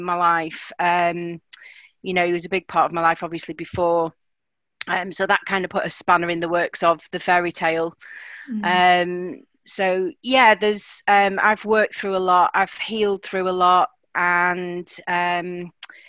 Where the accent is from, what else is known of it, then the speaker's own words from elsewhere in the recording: Blackpool, North West England, United Kingdom; moved away as an adult; now in South of England, United Kingdom; I'm from Blackpool, originally